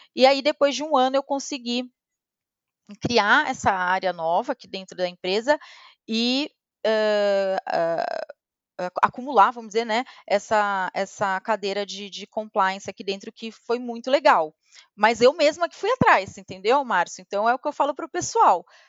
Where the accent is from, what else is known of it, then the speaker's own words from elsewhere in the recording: Santos, São Paulo, Brazil; moved away as an adult; Eu sou de Santos. E eu estudei numa escola relativamente simples lá em Santos